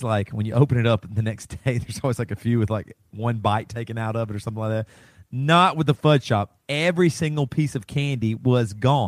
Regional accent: the South, United States; I'm from the South.

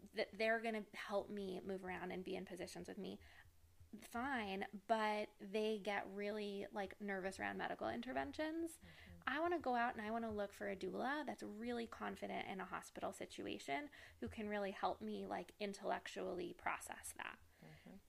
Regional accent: New York City, New York, United States; born and raised in New York City

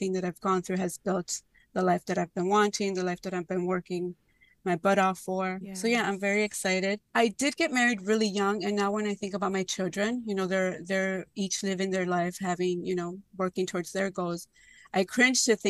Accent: Chicago, Illinois, United States; I grew up in Little Village. My parents are still there

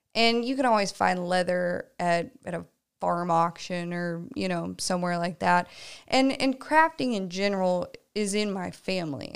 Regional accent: Tulsa, Oklahoma, United States; moved away; I am from the Tulsa area originally.

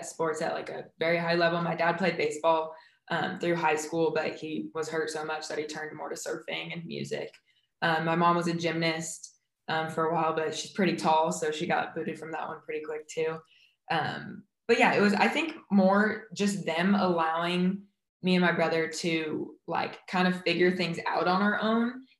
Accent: Huntington Beach, California, United States; I'm from Huntington Beach, California. So grew up 10 blocks from the beach

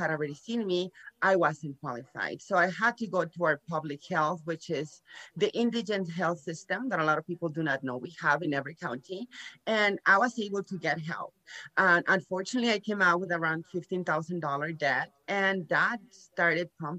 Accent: Nuevo Laredo, Tamaulipas, Mexico; born or raised there; moved away; also born or lived in San Antonio, Texas

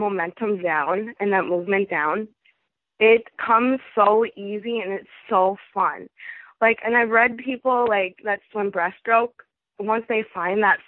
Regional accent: Fridley, Minnesota, United States; my hometown school, Fridley High School

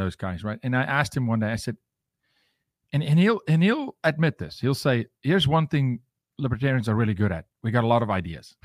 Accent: South Africa; now in United States; I'm from Africa.

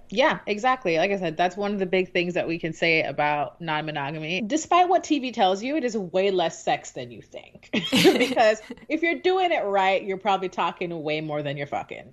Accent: Jamaica; moved away; growing up in Jamaica

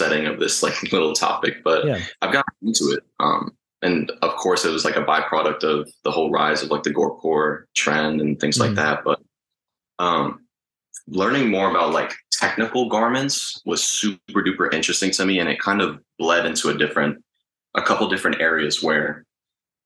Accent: Tampa, Florida, United States; also born or lived in Long Island, New York / Uruguay (family); I was born in Long Island, but we moved to Tampa when I was like 3 or 4.

